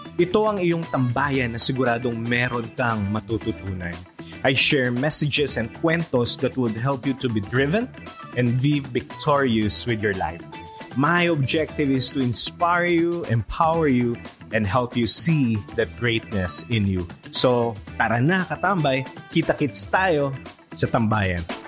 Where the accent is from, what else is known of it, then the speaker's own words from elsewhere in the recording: Philippines; ating Filipinos